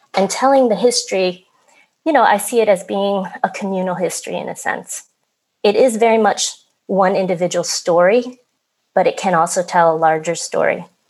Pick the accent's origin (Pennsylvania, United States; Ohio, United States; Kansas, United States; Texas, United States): Pennsylvania, United States; Philadelphia; also born or lived in Vietnam; I grew up in Philadelphia